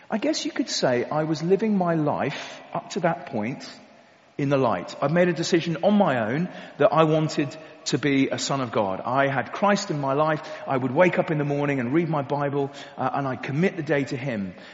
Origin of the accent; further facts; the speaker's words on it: Kent, South East England, United Kingdom; I grew up in Kent, um, not too far away from here. Um, I went away to the army and all kinds of other things and came back home to Tunbridge about six years ago.